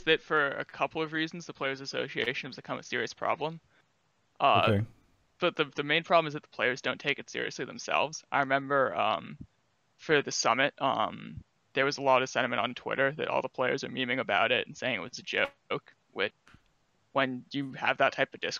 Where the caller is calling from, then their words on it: Moraga, California, United States; also born or lived in Washington, District of Columbia, United States; I am calling from Moraga, California.